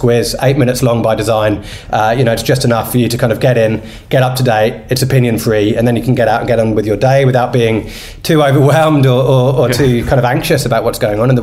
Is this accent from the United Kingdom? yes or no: yes; United Kingdom; now in Australia; I'm British